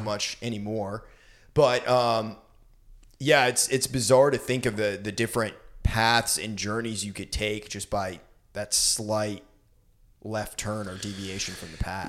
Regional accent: Brunswick, Maine, United States; moved away; in Brunswick, my hometown

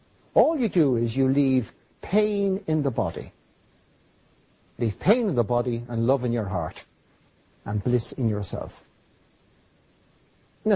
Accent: Ireland; I'm Irish

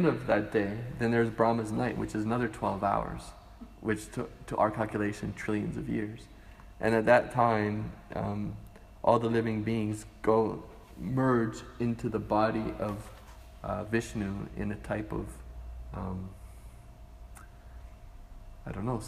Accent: Canada; now in Hawaii, United States; I grew up in Canada, and I went to Hawaii, and I moved to Hawaii

